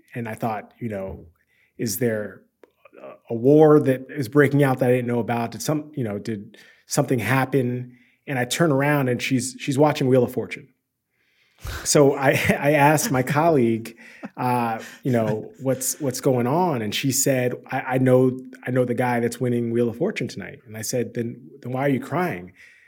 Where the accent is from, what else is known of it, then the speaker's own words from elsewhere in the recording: Washington, District of Columbia, United States; So I grew up in Washington, D.C., the Washington, D.C. area. I spent the majority of my time near the Capitol, actually, 4th and D, Northeast. But I spent some time in Alexandria and Bethesda as well.